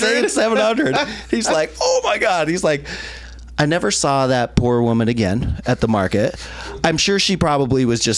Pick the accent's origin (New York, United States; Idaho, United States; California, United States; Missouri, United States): Idaho, United States; moved away as an adult; also born or lived in Salt Lake City, Utah / Portland, Oregon / Raleigh, North Carolina / Taiwan; I was born in Salt Lake City, Utah, raised in Idaho, jumped to Portland